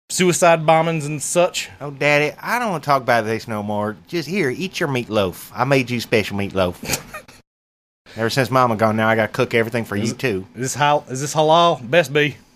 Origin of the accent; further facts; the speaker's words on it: Kansas City, Missouri, United States; also born or lived in Independence, Missouri; I was born in Kansas City.